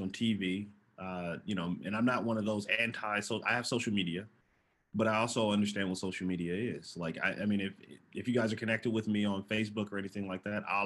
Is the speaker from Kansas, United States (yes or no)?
no; Oakland, California, United States; also born or lived in Hawaii / Japan; growing up in East Oakland